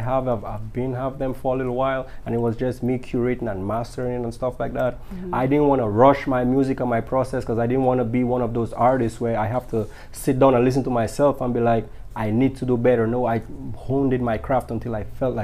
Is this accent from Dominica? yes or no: yes; Dominica; now in Houston, United States; originally I'm from the Caribbean, the island of Dominica, 767. And I came here in Houston by about 2011 or so.